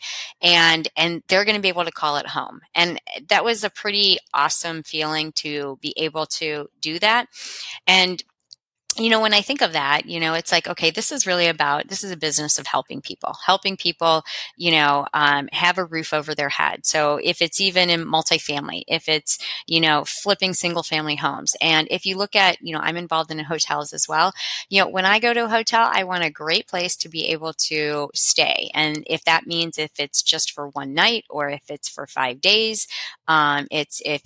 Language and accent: English; Cincinnati, Ohio, United States; I'm from Cincinnati, Ohio